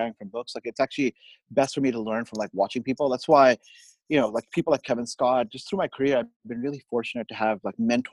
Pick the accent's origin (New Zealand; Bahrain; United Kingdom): Bahrain; moved away as an adult; also born or lived in India / Austin, Texas / Bay Area, California; now in Sunnyvale, United States; I was born in India. I actually grew up, I did all through high school in the Middle East, a tiny country called, island country called Bahrain.